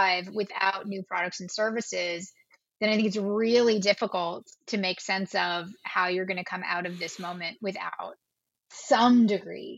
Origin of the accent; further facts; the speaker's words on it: Canada; we're all Canadian